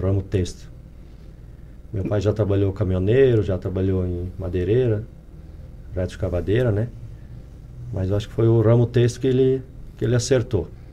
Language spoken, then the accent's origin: Portuguese; Presidente Getúlio, Santa Catarina, Brazil; Nasci, criei ali no Ribeirão Tucano